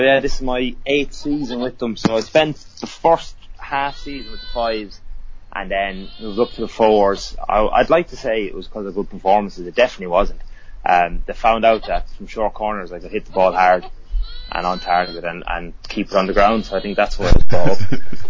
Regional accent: Ireland; moved away as an adult; also born or lived in Bangor, Wales; now in Birmingham, United Kingdom; as you can tell, I'm from Ireland. Bit of a giveaway. So I moved over here 8 years ago to Bangor in North Wales to do a teaching degree, to become a teacher. And then when I completed that in 2011, I moved down to Birmingham.

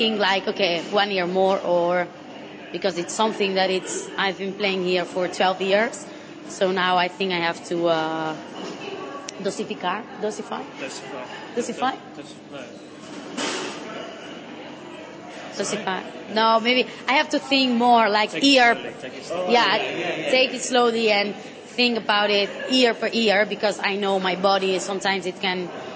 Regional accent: Terrassa, Catalonia, Spain; English is a second language; in Spain, I come from Terrassa, so it's near by Barcelona

